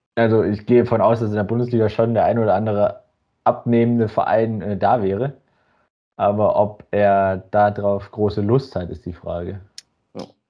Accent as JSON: {"language": "German", "region": "North Rhine-Westphalia", "country": "Germany", "tie": "born or raised there", "moved": "yes", "said": "blicke mit einem äh, freudigen Grinsen in meine alte Heimat"}